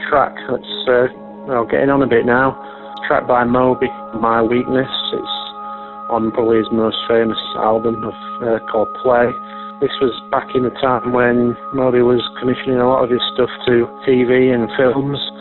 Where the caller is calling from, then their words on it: Sheffield, Yorkshire and the Humber, United Kingdom; I'm ringing from Sheffield in South Yorkshire in uh, England